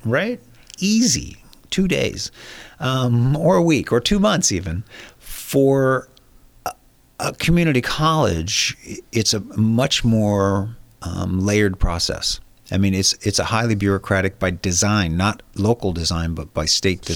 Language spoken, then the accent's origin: English; San Diego, California, United States; I was born and raised in San Diego